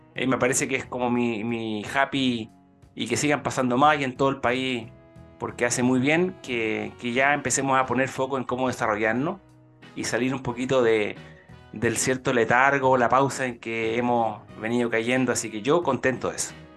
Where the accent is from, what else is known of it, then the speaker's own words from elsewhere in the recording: Ñuble, Chile; la región de Ñuble, ¿ah? ahí mi tierra natal